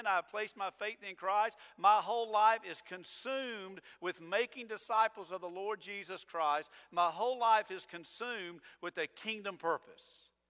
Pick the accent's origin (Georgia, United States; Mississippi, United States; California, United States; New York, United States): Georgia, United States; now in Avon Park, United States; No, I'm not from here. I'm from Georgia.